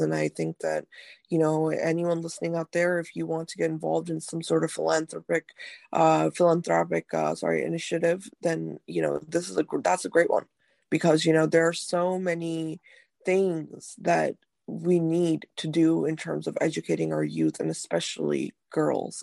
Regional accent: North India, India; moved away; I'm from India, um, from very North India actually

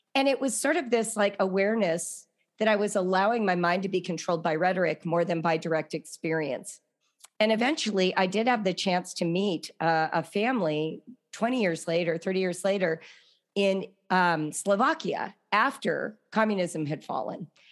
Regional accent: Los Angeles, California, United States; growing up in Los Angeles

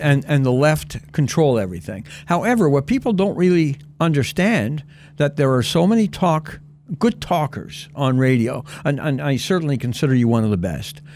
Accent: Canada; also born or lived in Texas; my wife and I are Cana-, well, you know, we're Canadians

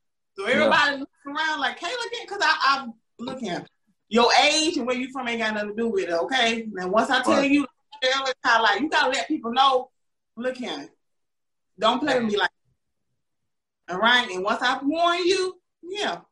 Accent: the South, United States; down here in the South

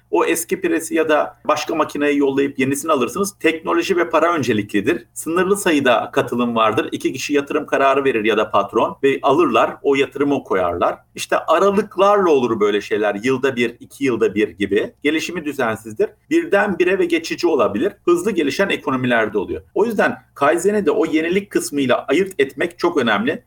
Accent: Bafra, Samsun, Turkey; moved away; also born or lived in Germany / Istanbul; Ben Almanya doğumluyum. Almanya'da annem babam e, o günün şartlarında bana bakamadıkları için 40 gün sonra Türkiye'ye getirmişler. Dedeye ve babaanneye bırakmışlar. Ben ilk dönüşümü orada yaşamışım. Anneden babadan uzak nasıl yaşanır diye. Samsun Bafra büyümeli.

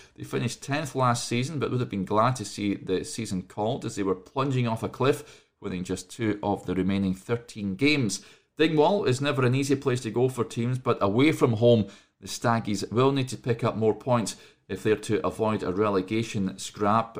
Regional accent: Hamilton, Scotland, United Kingdom; my hometown team, Hamilton Accies

